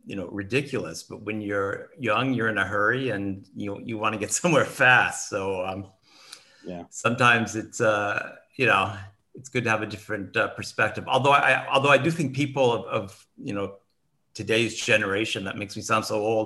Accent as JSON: {"language": "English", "region": "Indiana", "country": "United States", "tie": "born or raised there", "also_born_or_lived": "New York City", "moved": "as an adult", "said": "I grew up in the Midwest, I grew up in a relatively small city in Indiana"}